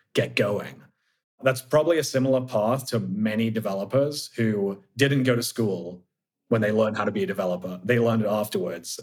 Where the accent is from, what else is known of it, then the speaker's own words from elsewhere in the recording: Oxford, South East England, United Kingdom; now in San Francisco, United States; from the UK, from Oxford originally, but I live in the outer Richmond in San Francisco